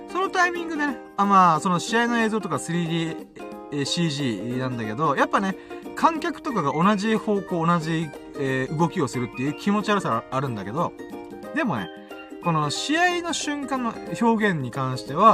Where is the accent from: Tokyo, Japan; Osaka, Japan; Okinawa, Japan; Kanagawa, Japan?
Okinawa, Japan; 沖縄に住んでるんですよ。沖縄出身だから、はあ、沖縄のあの風景、しかも僕は父ちゃんがね、離島出身だったから